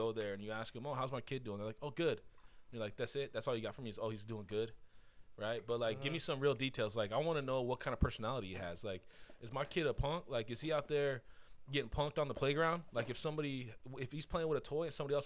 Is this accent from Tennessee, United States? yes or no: no; Buena Park, California, United States; I grew up in Buena Park.